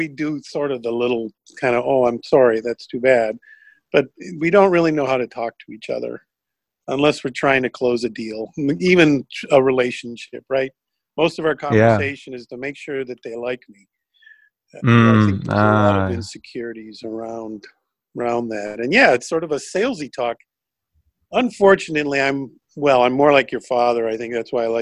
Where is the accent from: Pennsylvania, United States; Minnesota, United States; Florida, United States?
Minnesota, United States; Minneapolis; moved away as an adult; also born or lived in Wisconsin / Illinois / California; most of my time in Minnesota and the Twin Cities. You know, high school and college